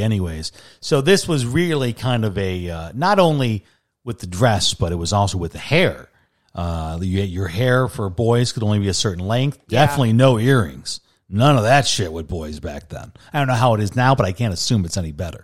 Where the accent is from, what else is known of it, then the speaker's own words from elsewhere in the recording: Chicago, Illinois, United States; moved away as an adult; also born or lived in Wisconsin / Seattle; now in Arizona, United States; I grew up in Chicago